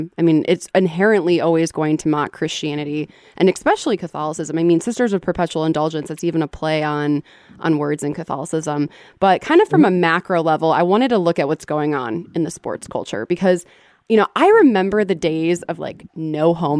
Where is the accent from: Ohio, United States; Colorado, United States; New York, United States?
Ohio, United States; Cleveland; I'm from Cleveland